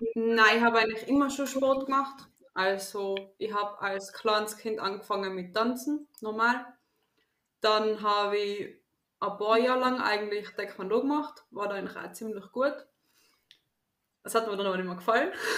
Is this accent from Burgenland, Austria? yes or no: no; Tyrol, Austria; ich komme aus Österreich, aus Tirol